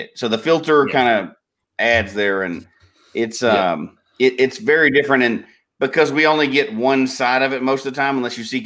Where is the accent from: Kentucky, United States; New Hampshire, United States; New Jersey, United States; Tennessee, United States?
Tennessee, United States; accent: Tennessee; moved away as an adult; now in Colorado, United States; after a decade of not living in Tennessee